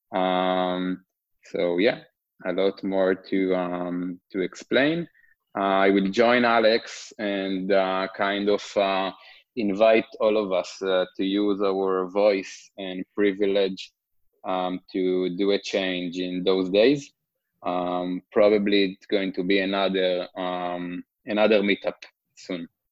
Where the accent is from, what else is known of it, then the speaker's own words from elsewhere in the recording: Israel; English is a second language; moved away as an adult; also born or lived in Brooklyn, New York; now in New York, United States; As probably you can hear, I'm from Israel originally. I'm currently located in uh, Brooklyn, New York. Um, I grew up in a kibbutz